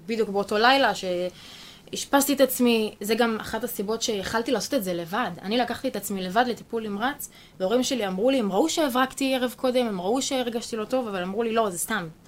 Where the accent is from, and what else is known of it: Ein Sarid, Central District, Israel; born or raised there